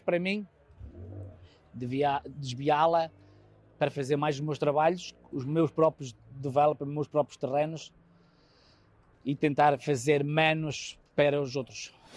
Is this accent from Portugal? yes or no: yes; Vila Real, Norte, Portugal; now in United States; sou de Vila Real